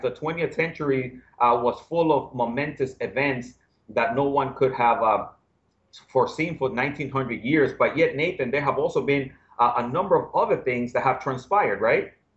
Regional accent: New York City, New York, United States; now in Florida, United States; I grew up in the Bronx

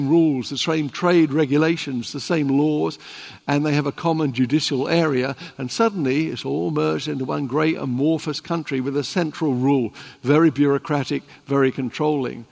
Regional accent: United Kingdom; I didn't come out as a British citizen. I came out as a European Union citizen

